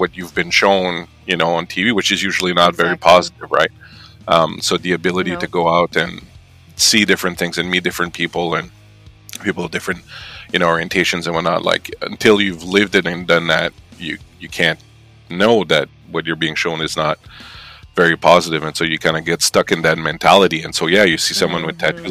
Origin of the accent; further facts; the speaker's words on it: New Brunswick, Canada; moved away as an adult; now in Montreal, Canada; I'm from Canada, and I'm from originally from the province of New Brunswick in Canada, and I'm from a village of, like, you know, about the size, same size as the one you came from.